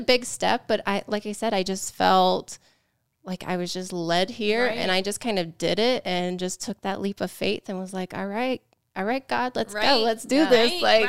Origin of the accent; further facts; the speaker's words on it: Georgia, United States; moved away as an adult; now in Colorado, United States; I'm originally from Georgia.